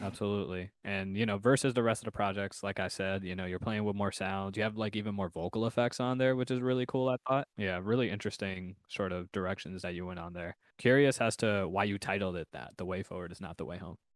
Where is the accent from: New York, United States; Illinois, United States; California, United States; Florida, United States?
New York, United States; I'm I'm from New York